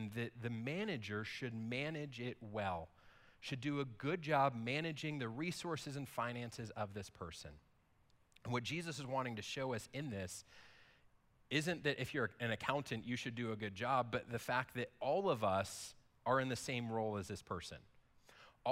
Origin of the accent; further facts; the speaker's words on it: United States; we as an American people